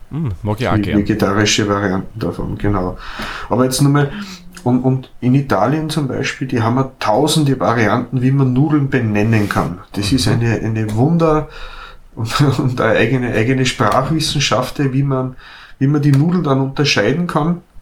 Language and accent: German; Austria; in Norditalien werden Spaghetti, so wie bei uns